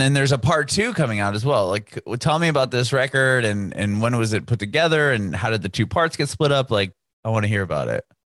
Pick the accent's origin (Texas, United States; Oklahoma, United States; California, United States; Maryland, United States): California, United States; I'm from California